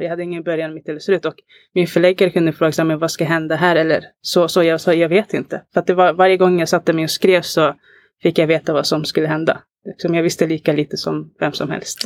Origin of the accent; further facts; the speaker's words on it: Alby, Stockholm County, Sweden; jag är uppvuxen i Alby